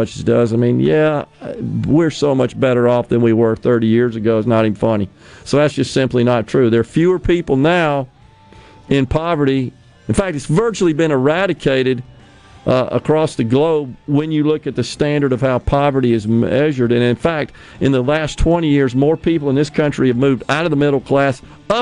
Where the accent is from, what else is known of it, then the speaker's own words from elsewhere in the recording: Mississippi, United States; I love my home state. I live here. I've raised my family here